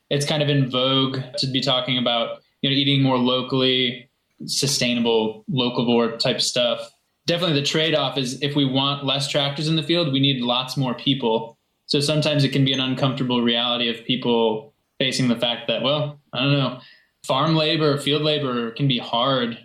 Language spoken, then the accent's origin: English; Kalamazoo, Michigan, United States; also born or lived in Mexico; But I'm now back in my native Kalamazoo, Michigan